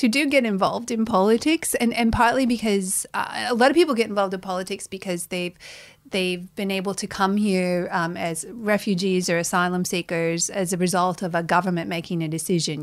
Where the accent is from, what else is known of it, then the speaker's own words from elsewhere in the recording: Toledo, Ohio, United States; moved away as an adult; now in Australia; as an American, growing up in America